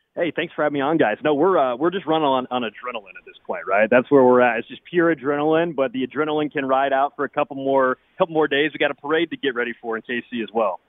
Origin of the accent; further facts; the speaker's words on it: Kansas City, Missouri, United States; I grew up in Kansas City